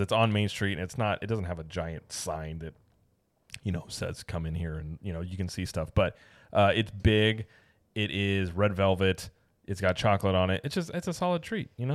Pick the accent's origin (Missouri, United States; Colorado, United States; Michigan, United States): Missouri, United States; Springfield; moved away; growing up in Springfield, like, we're really near Branson